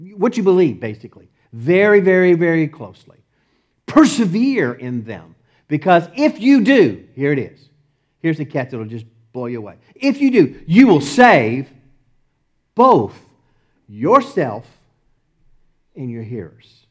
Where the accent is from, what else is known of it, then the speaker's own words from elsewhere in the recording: Texas, United States; accent: Texas; my Texas accent